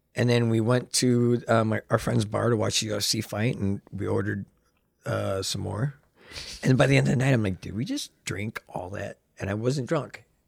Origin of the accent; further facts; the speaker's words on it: Chicago, Illinois, United States; I'm born and raised in Chicago